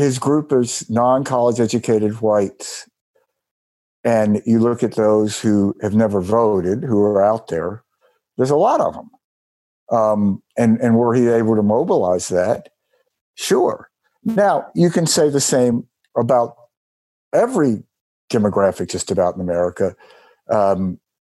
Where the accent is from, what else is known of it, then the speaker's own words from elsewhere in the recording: Mississippi, United States; my home state of Mississippi